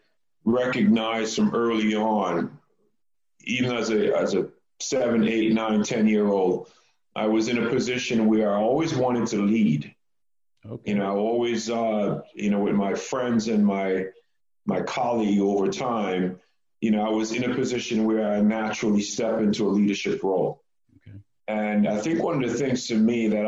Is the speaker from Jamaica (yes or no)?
yes; Jamaica; also born or lived in New York; now in Texas, United States; I was born in Jamaica